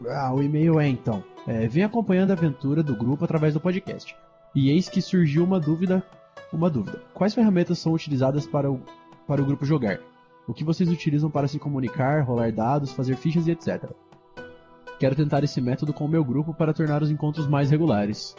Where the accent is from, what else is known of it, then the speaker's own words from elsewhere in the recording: Campinas, São Paulo, Brazil; eu sou de Campinas, interior de São Paulo